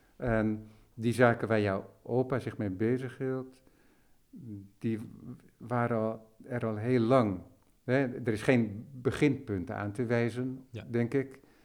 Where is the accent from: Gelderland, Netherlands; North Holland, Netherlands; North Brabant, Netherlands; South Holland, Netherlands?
North Holland, Netherlands; West Friesland; also born or lived in Amsterdam; ik ben in Amsterdam geboren, maar opgegroeid in West-Friesland, dus Noord-Holland.